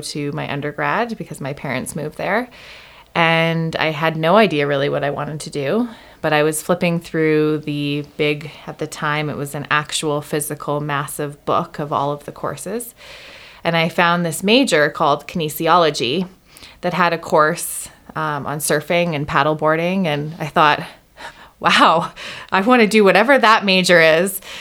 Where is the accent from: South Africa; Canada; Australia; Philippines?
Canada; moved away as an adult; also born or lived in Hawaii; I grew up in Canada